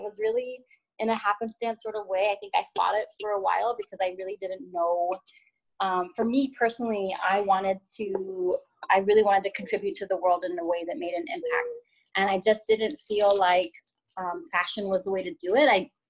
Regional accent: Guatemala; Yeah, I mean, for me personally, my family is from Central America. I'm from Guatemala.

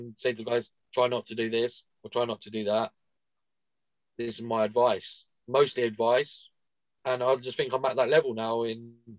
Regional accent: Watford, East of England, United Kingdom; Get stuffed. Get stuffed. I'm from Watford.

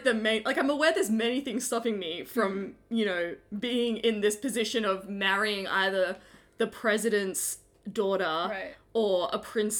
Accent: Australia; because I'm Australian

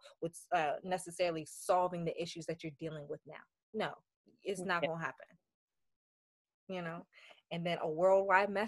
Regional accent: Columbia, Maryland, United States; also born or lived in Port-au-Prince, Haiti / New York; I currently reside in Columbia, Maryland. I have been here ever since the age of one.

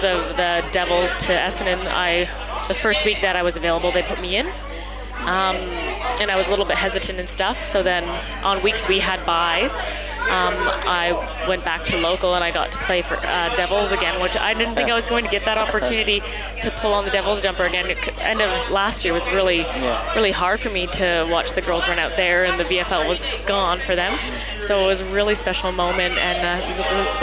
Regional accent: Canada; now in Australia; being Canadian

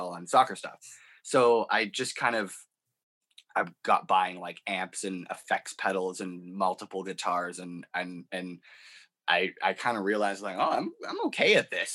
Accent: Canada; growing up in Canada

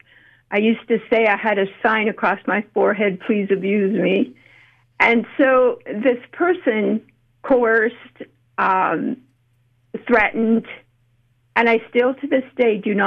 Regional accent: Canada; now in United States; I'm actually Canadian, but I have lived here about half of my life, and I keep coming back to the U.S.

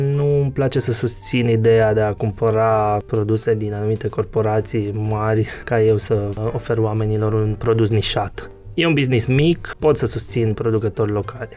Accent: near Cluj, Cluj County, Romania; moved away as an adult; now in Cluj-Napoca, Romania; eu sunt de lângă Cluj, uh, nu chiar clujan

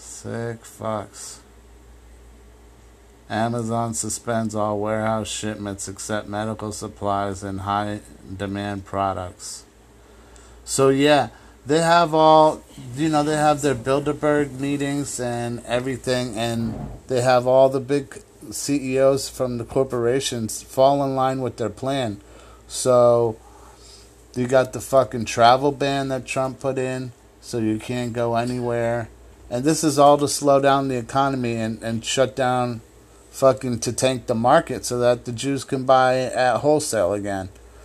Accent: Ireland; I was raised Catholic in Ireland

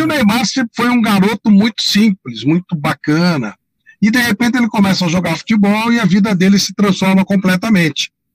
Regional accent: São Paulo, Brazil; Eu sou daqui do bairro da Penha, né, da periferia

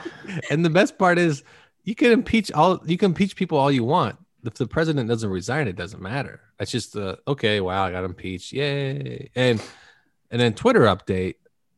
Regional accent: Canada; Well, I don't pay taxes because I'm Canadian.

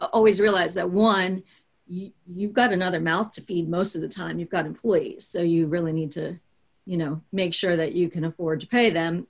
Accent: Baltimore, Maryland, United States; I am from Baltimore, Maryland

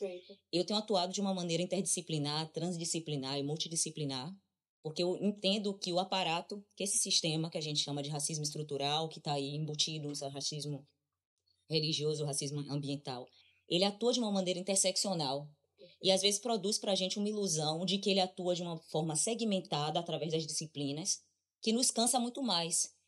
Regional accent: Brazil; a única coisa que me diz que eu sou brasileira é o meu passaporte, é a minha identidade, é quando eu digo eu sou brasileira

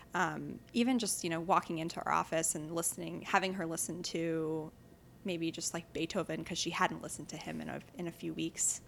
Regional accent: New York City, New York, United States; I grew up in New York City

